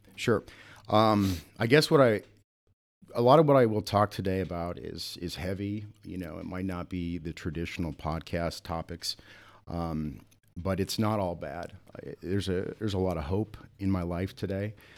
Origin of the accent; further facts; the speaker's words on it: Sioux Falls, South Dakota, United States; moved away as an adult; also born or lived in Atlanta / Houston, Texas / Austin, Texas / Minneapolis; I grew up here in Sioux Falls